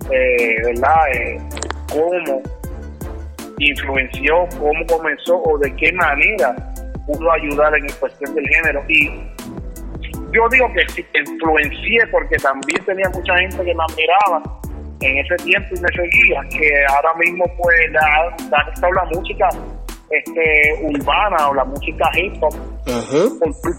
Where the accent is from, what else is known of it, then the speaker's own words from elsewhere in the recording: Puerto Rico; nosotros los boricuas tenemos que ver mucho tanto en inglés como en español con la cultura hip hop.